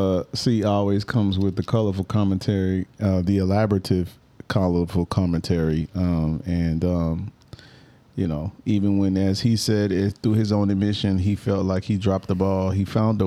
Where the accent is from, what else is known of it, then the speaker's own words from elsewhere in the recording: Atlanta, Georgia, United States; Yeah, I mean, I'm from Atlanta.